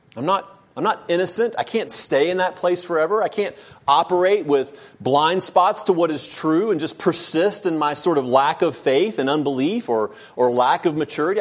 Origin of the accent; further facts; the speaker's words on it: United States; I'm an American